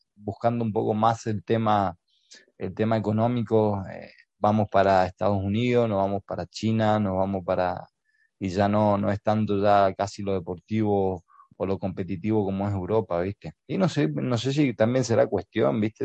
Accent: Presidencia Roque Sáenz Peña, Chaco, Argentina; Yo nací en Presidencia Roque Sáenz Peña Chaco, es la segunda ciudad de, con más importancia de la provincia del Chaco.

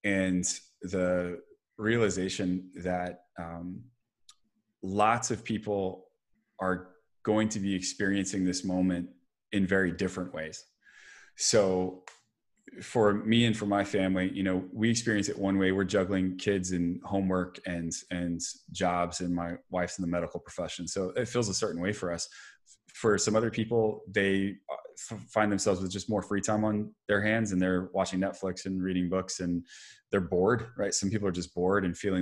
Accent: Dallas, Texas, United States; moved away; Growing up in Dallas

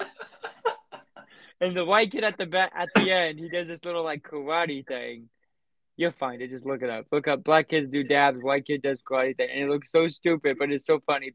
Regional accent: Kansas, United States; we were raised in Kansas.

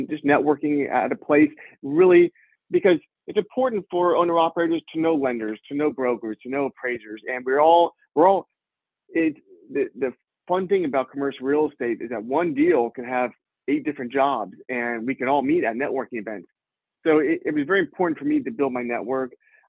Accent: Houston, Texas, United States; moved away as an adult; also born or lived in New Orleans, Louisiana; now in New York, United States; I'm originally from Houston, Texas, and went to college down at Tulane in New Orleans

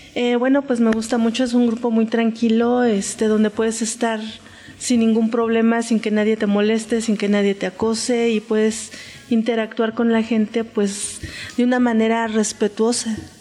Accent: Mexico City, Mexico; del Distrito Federal, Delegación Coyoacán

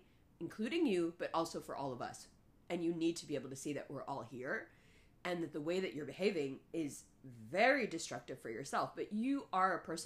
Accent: New York City, New York, United States; first language Urdu; English is a second language; I was growing up in Harlem, going to school with just Caribbean kids

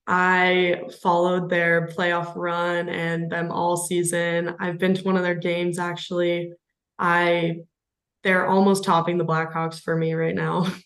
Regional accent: Richland, Washington, United States; I grew up in Richland originally, um, which is just one of the three cities that make up the Tri Cities

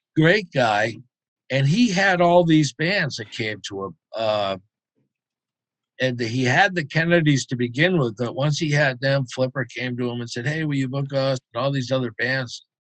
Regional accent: Concord, Massachusetts, United States; also born or lived in Boston; Concord, uh, right outside of Boston.

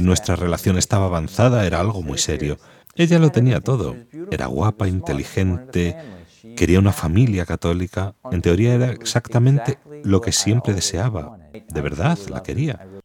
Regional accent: Lake Charles, Louisiana, United States; Spanish is a second language; moved away as an adult; now in Rome, Italy; Soy de Luisiana, de la diócesis de Lake Charles.

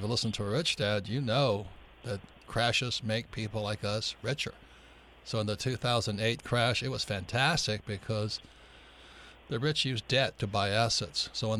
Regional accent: Hawaii, United States; John and I grew up in Hawaii.

